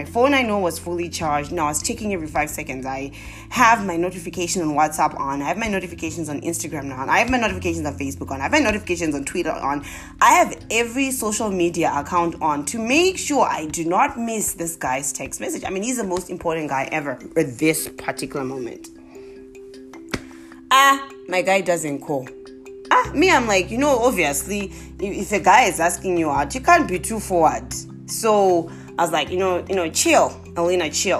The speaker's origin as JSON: {"language": "English", "country": "Zimbabwe", "also_born_or_lived": "South Africa", "accent": "Zimbabwean", "said": "I'm now back to my Zimbabwean accent."}